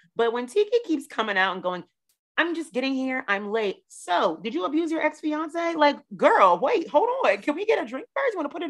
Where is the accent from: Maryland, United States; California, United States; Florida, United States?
Maryland, United States; right outside of DC; moved away; also born or lived in Dallas; Where I grew up in Maryland, right outside of DC